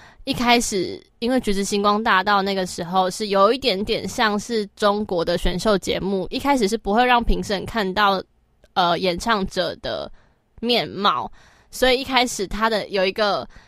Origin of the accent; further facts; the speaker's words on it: Taoyuan, Taiwan; 是我家乡啊